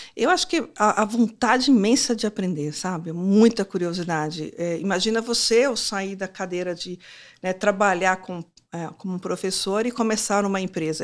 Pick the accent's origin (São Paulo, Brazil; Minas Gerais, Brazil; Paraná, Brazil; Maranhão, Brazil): Minas Gerais, Brazil; Timóteo; moved away; lá na minha, lá em Timóteo, a minha mãe virou para mim e falou assim: "Olha, eu quero que vocês aprendam inglês"